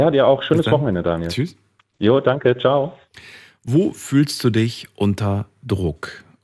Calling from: Immendingen, Baden-Württemberg, Germany; ich komme aus Immendingen.

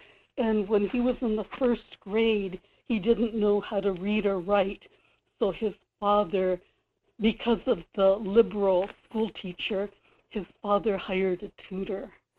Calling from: Kodiak, Alaska, United States; This is … in Kodiak.

